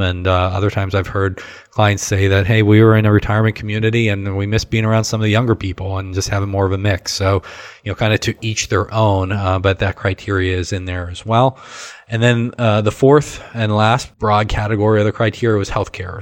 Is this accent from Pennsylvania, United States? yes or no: yes; Western Pennsylvania, United States; moved away as an adult; now in Ohio, United States; growing up in Western Pennsylvania, certainly we had Penn State